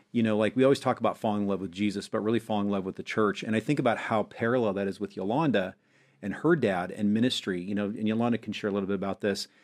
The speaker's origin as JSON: {"language": "English", "region": "Montana", "country": "United States", "tie": "born or raised there", "also_born_or_lived": "Springfield, Missouri", "moved": "as an adult", "said": "I grew up in Montana"}